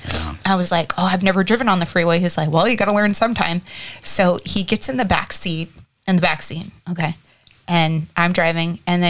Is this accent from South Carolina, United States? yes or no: no; the South, Texas, United States; I'm from the South, and in Texas, you can go to the bar with your parents if you're under 21.